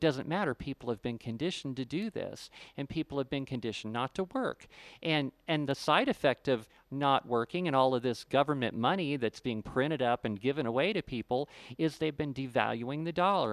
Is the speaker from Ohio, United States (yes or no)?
yes; Ohio, United States; moved away; also born or lived in Florida; I grew up in Ohio